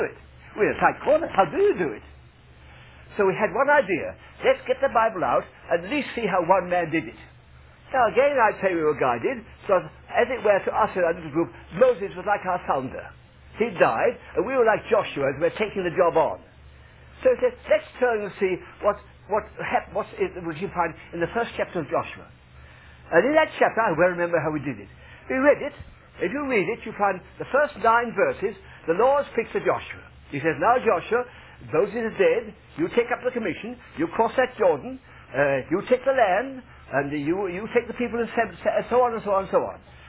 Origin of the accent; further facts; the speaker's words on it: London, United Kingdom; I'm from London, England